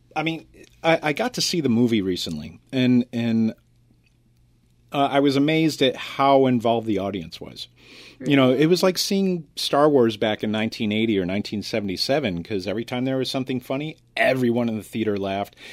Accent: United States; as an American

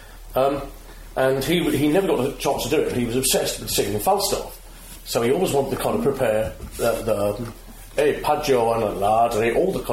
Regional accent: Staffordshire, West Midlands, United Kingdom; I grew up in Staffordshire, which is sort of halfway between Manchester and Birmingham

